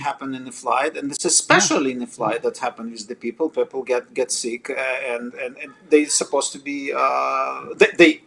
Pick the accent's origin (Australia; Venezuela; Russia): Russia; English is a second language; moved away as an adult; now in Toronto, Canada; I'm not born in Canada. I'm obviously from other country. I'm from Russia